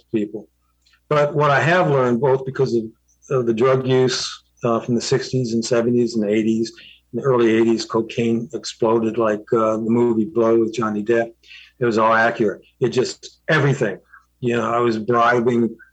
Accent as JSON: {"language": "English", "region": "Southern California", "country": "United States", "tie": "born or raised there", "said": "I grew up in Southern California"}